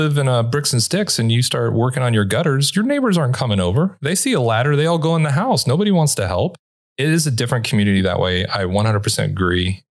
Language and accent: English; Los Angeles, California, United States; And look, I'm from Los Angeles. I locked everything for the first year.